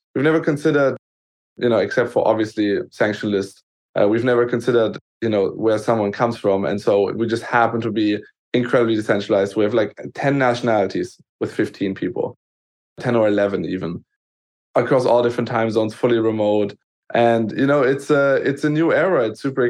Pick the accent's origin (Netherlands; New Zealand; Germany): Germany; growing up in Germany as kind of, you know, first generation